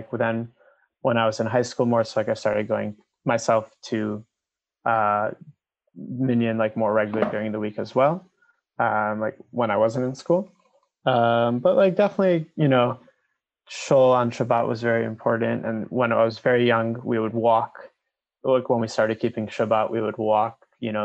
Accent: Skokie, Illinois, United States; moved away as an adult; now in Israel; I grew up in Skokie, Illinois, which is next to Chicago, until I was 18. And now I live in Israel, where I moved then.

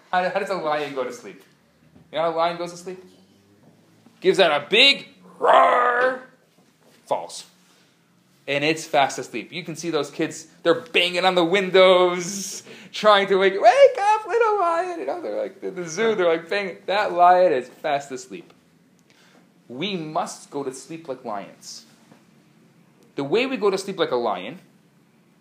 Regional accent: United States; I'm American

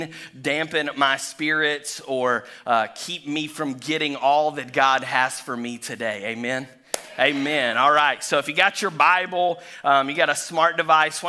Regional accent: Chattanooga, Tennessee, United States; now in Florida, United States; I was born and raised in Chattanooga, Tennessee

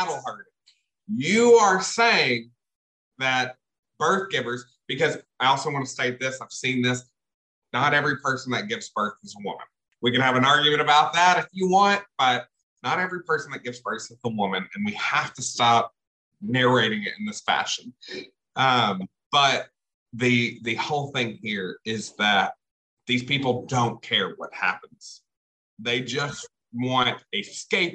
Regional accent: the South, United States; Growing up in the South

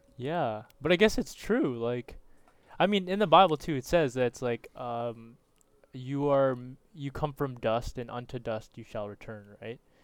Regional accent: Canada; I'm a Canadian as well.

